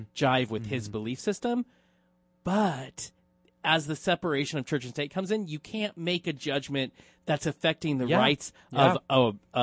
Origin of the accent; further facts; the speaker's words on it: Oklahoma, United States; it's my hometown